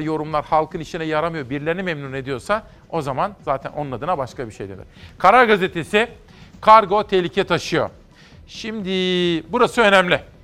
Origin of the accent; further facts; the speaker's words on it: Simav, Kütahya, Turkey; moved away; küçük bir çocukken Kütahya Simav'da Fatih İlköğretim Okulu'nda